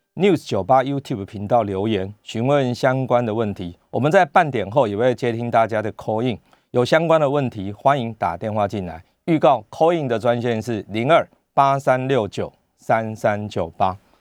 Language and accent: Chinese; Taiwan; 我们台湾人民众，我们都很乖的，都戴着口罩